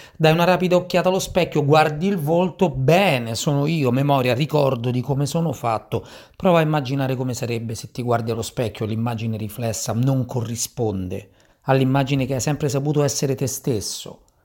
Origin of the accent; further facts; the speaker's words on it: Sicily, Italy; moved away; la mia gioventù, la mia giovinezza in Sicilia